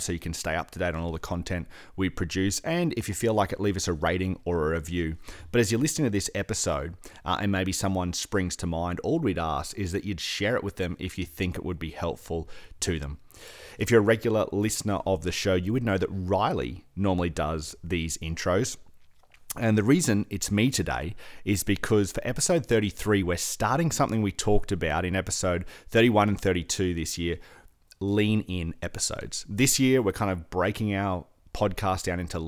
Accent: Queensland, Australia; being a Queenslander

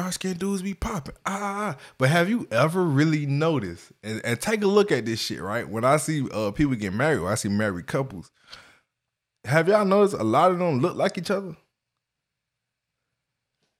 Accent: Miami, Florida, United States; also born or lived in Kansas City, Florida; I grew up in Miami, Florida

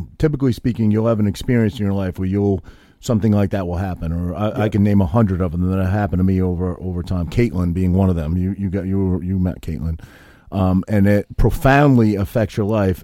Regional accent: Maine, United States; also born or lived in Whiting, New Jersey; now in New Jersey, United States; I grew up in Maine, grew up in New England

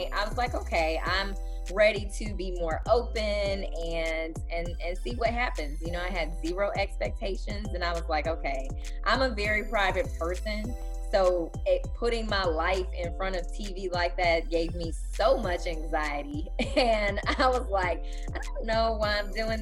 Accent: Chicago, Illinois, United States; moved away as an adult; now in Houston, United States; I'm still a Chicagoan

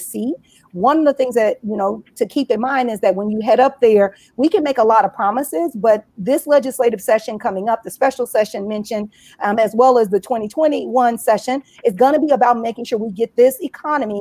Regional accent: rural Louisiana, United States; moved away; also born or lived in Florida; I grew up in rural Louisiana

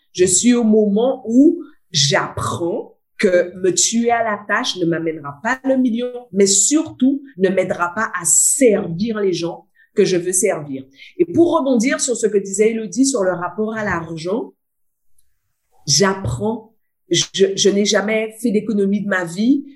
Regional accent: Guadeloupe; now in Réunion; je suis une Guadeloupéenne importée en pays de Bourbon. Donc, je suis une Guadeloupéenne qui vit seulement à La Réunion

